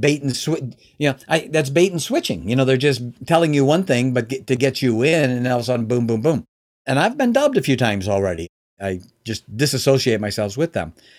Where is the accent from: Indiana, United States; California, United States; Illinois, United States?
Illinois, United States; Chicago; now in Michigan, United States; I live in Michigan now, but I was born and raised in the Chicagoland area